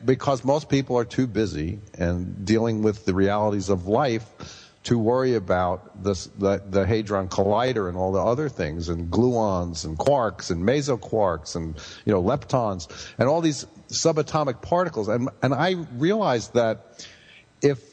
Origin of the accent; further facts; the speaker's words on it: New York City, New York, United States; growing up in Brooklyn in the gang war years